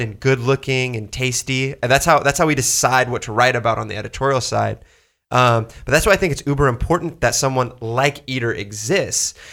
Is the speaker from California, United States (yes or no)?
yes; Southern California, United States; I'm from Southern California